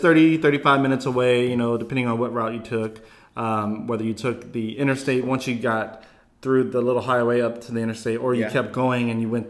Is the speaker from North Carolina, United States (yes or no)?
no; Turkey Creek, Louisiana, United States; moved away as an adult; also born or lived in Alexandria, Louisiana; now in Lafayette, United States; I grew up about 30 minutes south of Alexandria